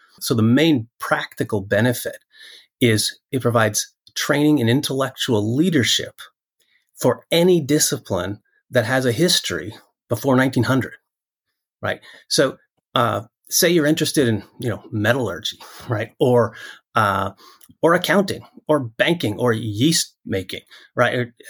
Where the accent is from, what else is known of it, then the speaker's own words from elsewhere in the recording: Western Canada, Canada; Whereas if you live in a monoglot culture where I grew up in Western Canada, typically you didn't have to, there wasn't that external compulsion.